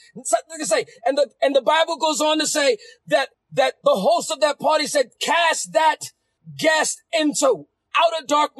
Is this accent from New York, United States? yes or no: yes; New York City, New York, United States; I'm from the Bronx